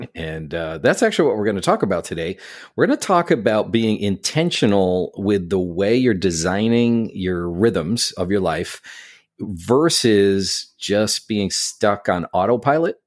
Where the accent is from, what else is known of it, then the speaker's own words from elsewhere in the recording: Syracuse, New York, United States; now in New York City, United States; I grew up in Syracuse, New York